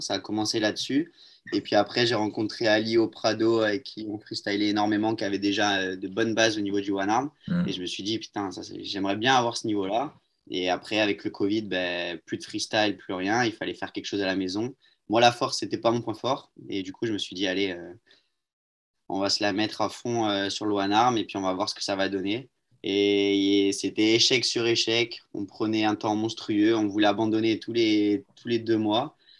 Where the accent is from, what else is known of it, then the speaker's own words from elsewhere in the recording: Marseille, Provence-Alpes-Côte d'Azur, France; Je suis de Marseille